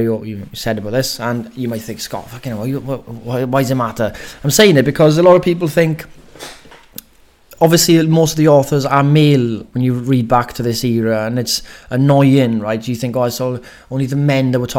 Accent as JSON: {"language": "English", "region": "Wales", "country": "United Kingdom", "said": "I'm Welsh"}